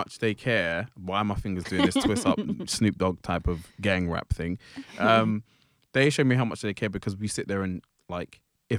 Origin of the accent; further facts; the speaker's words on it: United Kingdom; Sorry, I'm being very British.